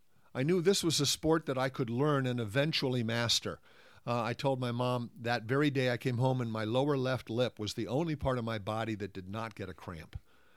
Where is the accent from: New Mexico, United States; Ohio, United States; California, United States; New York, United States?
California, United States; also born or lived in Italy / England; I was the outsider. I was the American in Italy. I was the Yank in England, and I came back to California in time